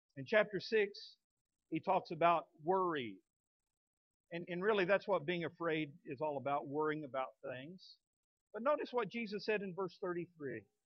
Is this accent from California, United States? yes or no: no; Midland, Texas, United States; now in Fort Smith, United States; When I was a kid growing up in Midland, Texas